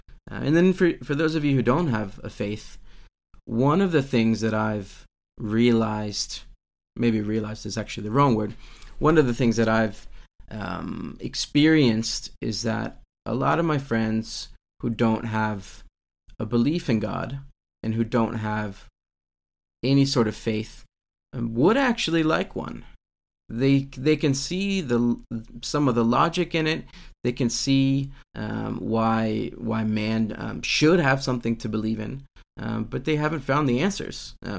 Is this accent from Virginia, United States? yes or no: yes; Virginia, United States; growing up in America, in Virginia, which is kind of what we would call the top of the Bible Belt.